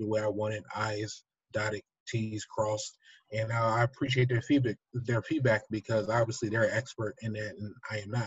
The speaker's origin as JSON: {"language": "English", "region": "New Jersey", "country": "United States", "said": "I'm from South Jersey."}